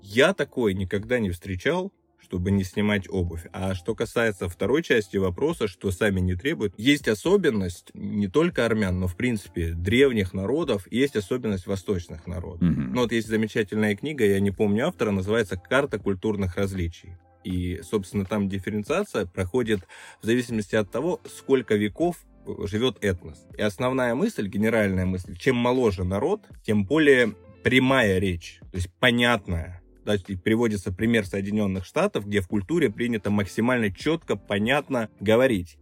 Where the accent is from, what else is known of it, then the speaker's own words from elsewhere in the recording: Krasnodar Krai, Russia; also born or lived in Moscow; now in Yerevan, Armenia; я вообще родился и вырос на Кубани